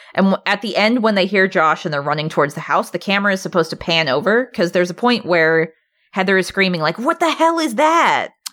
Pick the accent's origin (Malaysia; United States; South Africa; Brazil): United States; Alaska; now in Portland, United States; I'm from Alaska